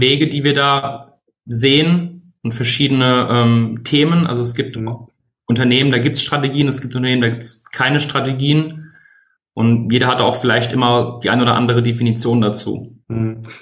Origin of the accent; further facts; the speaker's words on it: Bingen am Rhein, Rhineland-Palatinate, Germany; now in Mainz, Germany; Ich komme gebürtig aus Spingen am Rhein, wohne aktuell in Mainz